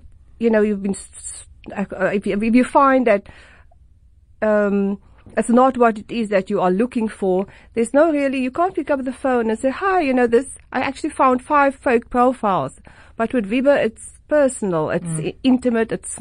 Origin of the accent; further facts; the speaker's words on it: Port Elizabeth, Eastern Cape, South Africa; now in Cape Town, South Africa; I'm from Port Elizabeth